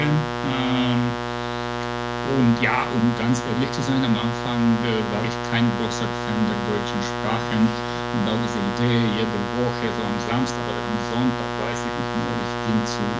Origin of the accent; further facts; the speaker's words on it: Bucharest, Romania; moved away as an adult; also ich bin 1984 geboren äh, in Bukarest, wie du schon gesagt hast. Ich komme aus Rumänien ähm, und ja, habe in Bukarest gelebt ähm, bis, ja, mehr oder weniger bis, äh, bis ich 22 Jahre alt war